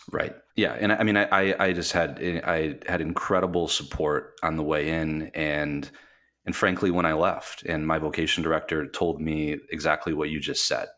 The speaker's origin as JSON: {"language": "English", "region": "Michigan", "country": "United States", "also_born_or_lived": "New York City / Las Vegas, Nevada", "moved": "as an adult", "said": "I am from Michigan, Michigander, uh, from the west side of the state"}